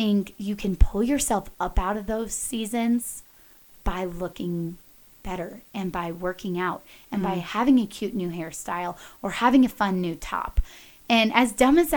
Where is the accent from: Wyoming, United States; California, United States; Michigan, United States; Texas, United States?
Texas, United States; Dallas; moved away as an adult; now in Colorado, United States; I grew up in Dallas, very fashion forward area